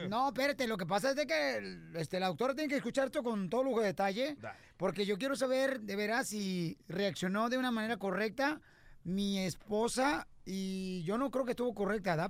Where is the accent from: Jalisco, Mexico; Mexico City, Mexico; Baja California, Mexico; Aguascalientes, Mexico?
Jalisco, Mexico; Ocotlán; mi pueblo sí, o sea, sí, sí hay baches y todo, hay baches en Ocotlán, Jalisco, ¿verdad? Pero está bonito mi pueblo